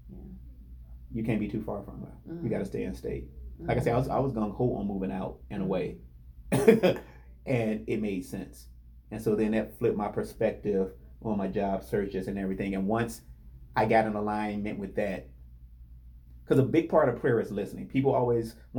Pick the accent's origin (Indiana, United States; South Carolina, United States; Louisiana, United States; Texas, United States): Indiana, United States; I'm from Indiana.